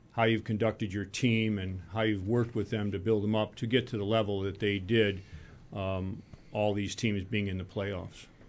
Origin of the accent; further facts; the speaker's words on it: Rochester, New York, United States; I grew up in Rochester